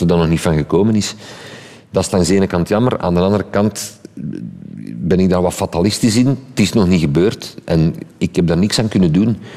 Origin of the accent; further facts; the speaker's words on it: Sint-Genesius-Rode, Flanders, Belgium; ik ben van Sint-Genesius Rode. Op de taalgrens ik sprak ik gewoon al supergoed Frans.